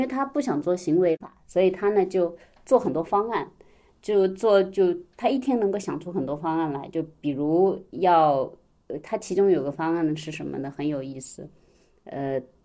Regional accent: Wenzhou, Zhejiang, China; now in Shanghai, China; 我是温州人

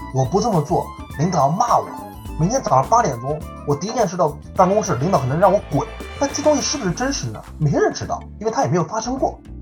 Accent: Jiangsu, China; 在我们江苏那边

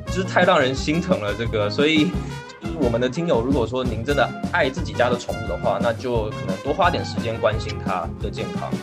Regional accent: Northwest China, China; moved away; also born or lived in Jiangnan / Greater Bay Area; 我来自大溪北，一路南下求学，从江南到湾区

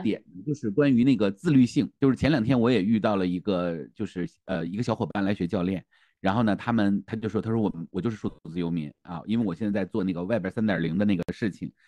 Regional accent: Northeast China, China; 因为我是东北人嘛，东北人他本身就对萨满这件事儿是不太排斥的啊，我们叫跳大神儿啊

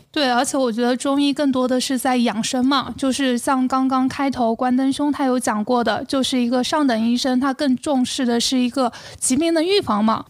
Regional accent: Jiangxi, China; moved away; 我是来自江西小城市的十八线小城

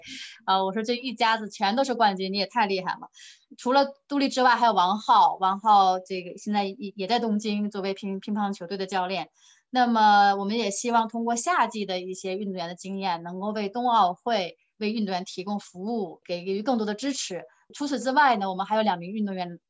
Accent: China; 我们中国人热情好客

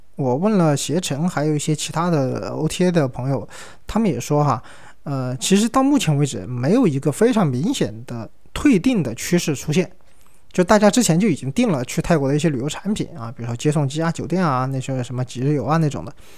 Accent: Yunnan, China; 我们云南这边儿

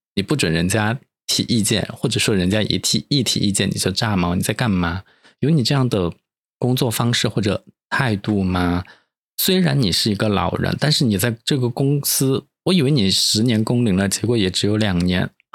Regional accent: Chengdu, Sichuan, China; moved away; 我来自成都，其实成都 ，虽然大家都说是一个什么慢节奏、慢生活的城市

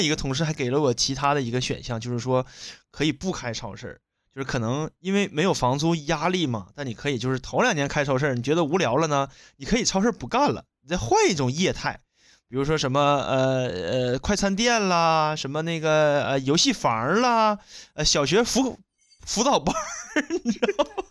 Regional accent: Shenyang, Liaoning, China; 我出生在辽宁沈阳的和平大道

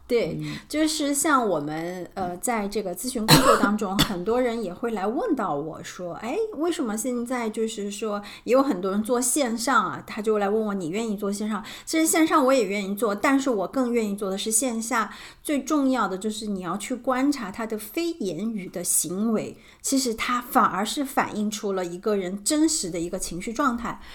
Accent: China; 我们中国人

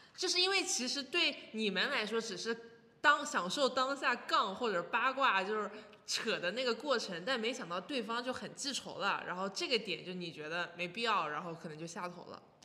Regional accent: Hangzhou, Zhejiang, China; 同为杭州人

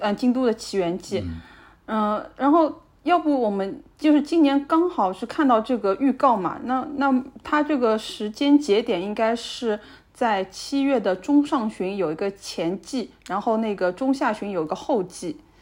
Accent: China; 我们中国人会有一些神仙什么的

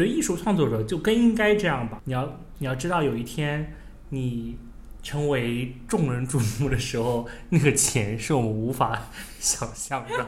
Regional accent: Tianchang, Anhui, China; moved away as an adult; now in Shanghai, China; 我算是出生在一个十八线城市，呃，叫安徽天长，非常小的一个城市，然后我在那儿度过了人生的十八年

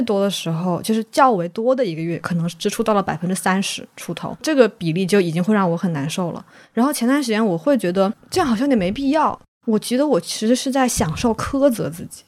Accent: Wuhan, Hubei, China; 我作为一个武汉人，二零二零年被疫情封在武汉的时候

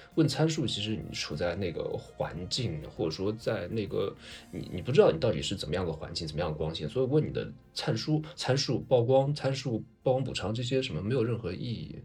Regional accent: China; 我们中国人

